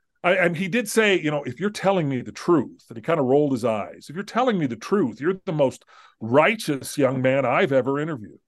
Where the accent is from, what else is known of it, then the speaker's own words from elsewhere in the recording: Southern California, United States; I grew up in Southern California